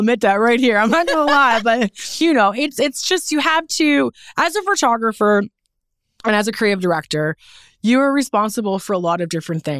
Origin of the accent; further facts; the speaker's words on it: Newfoundland and Labrador, Canada; You know, but yeah, I'm proud to be from Newfoundland. I feel like being from Newfoundland is a part of the reason why I'm so successful.